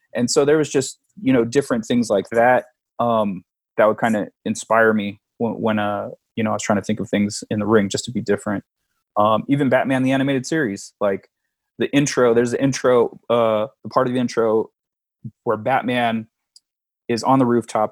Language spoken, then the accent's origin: English; San Diego, California, United States; born and raised in San Diego